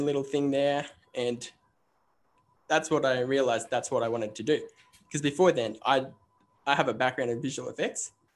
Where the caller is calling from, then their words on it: Queensland, Australia; I am calling from Australia. currently in Queensland